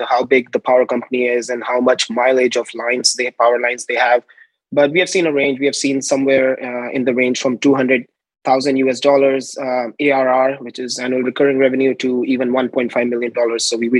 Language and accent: English; New Delhi, Delhi, India; moved away as an adult; now in United States; I'm originally from India, New Delhi, India